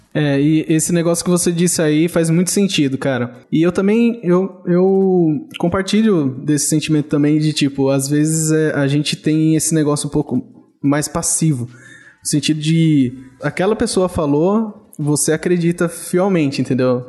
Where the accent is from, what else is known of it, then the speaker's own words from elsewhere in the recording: São Paulo, Brazil; moved away; eu fui criado em São Paulo